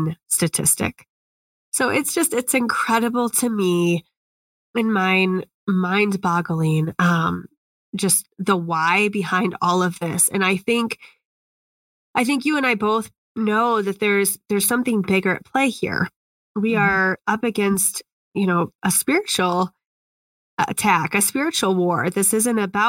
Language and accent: English; Indiana, United States; Indiana has kind of put it's my home state